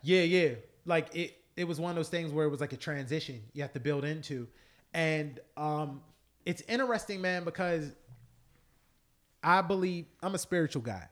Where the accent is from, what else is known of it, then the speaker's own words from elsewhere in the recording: United States; We're American, and I'm Black American